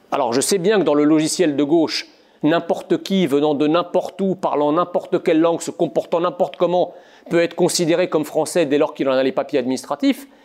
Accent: Egypt; born there; quand je suis né dans l'Égypte des, années 70

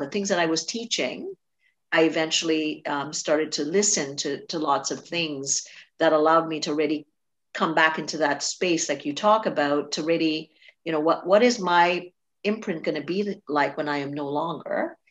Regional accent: Trinidad & Tobago; I grew up in Trinidad

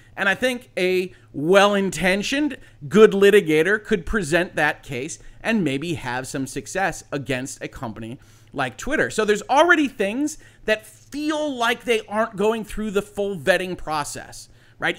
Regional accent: United States; an American citizen

